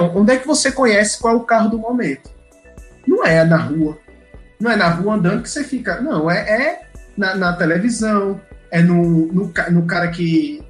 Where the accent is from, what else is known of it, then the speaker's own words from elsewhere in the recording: Brazil; nós que somos brasileiros